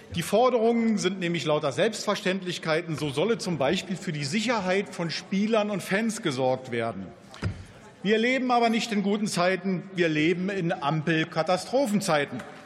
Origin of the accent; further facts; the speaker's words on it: Germany; bei uns in Deutschland